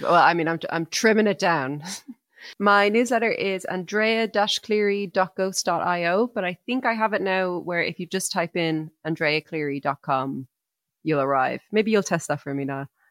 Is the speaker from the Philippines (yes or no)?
no; Ireland; we're Irish people